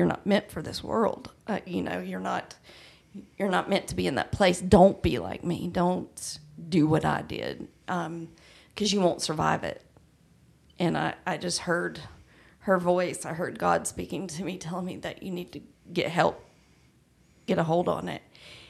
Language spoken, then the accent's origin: English; Douglasville, Georgia, United States